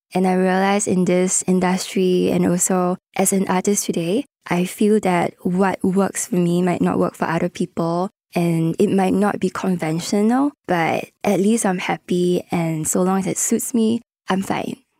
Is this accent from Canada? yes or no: no; Singapore; growing up as a Singaporean